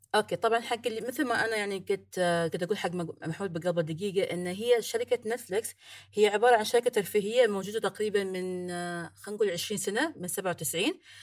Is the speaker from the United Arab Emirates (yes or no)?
yes; Ras Al Khaimah, United Arab Emirates; أنا من راس الخيمة عندنا هنا في الإمارات، من راس الخيمة